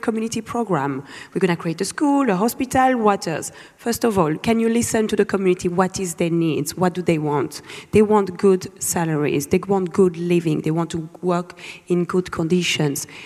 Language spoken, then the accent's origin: English; Lubumbashi, Haut-Katanga, DR Congo; moved away; I was born in Lubumbashi